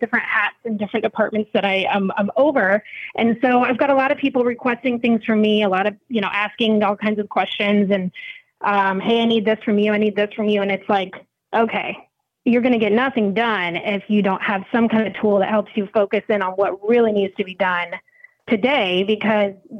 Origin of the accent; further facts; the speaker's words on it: Sarasota, Florida, United States; I am from Sarasota, Florida